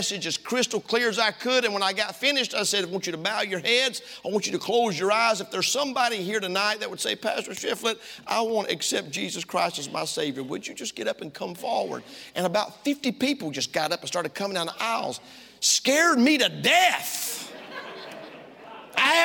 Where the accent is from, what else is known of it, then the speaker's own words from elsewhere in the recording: Tifton, Georgia, United States; moved away; also born or lived in South Africa; I'm from down south. Some of y'all didn't know that. I was born in South Georgia, a place called Tifton